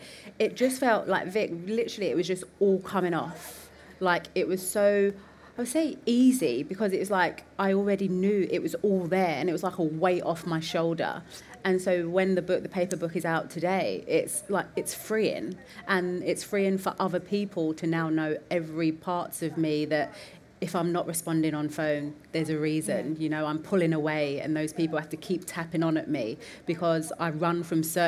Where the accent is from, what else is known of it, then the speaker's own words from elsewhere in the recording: London, United Kingdom; I'm from the East End of London, not privately educated